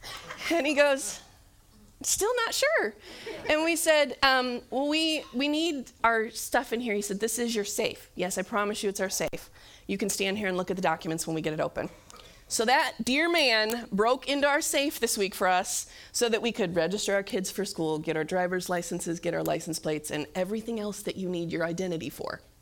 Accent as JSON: {"language": "English", "region": "Michigan", "country": "United States", "said": "And I was like, well, we're from Michigan."}